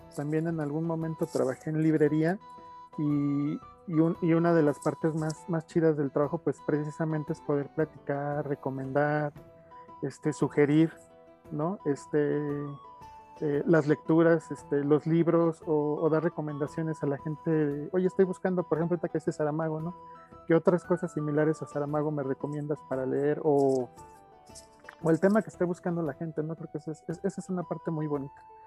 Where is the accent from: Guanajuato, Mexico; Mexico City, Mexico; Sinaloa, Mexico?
Mexico City, Mexico; nací en la Ciudad de México allá por 1978. Estudié eh, en el Politécnico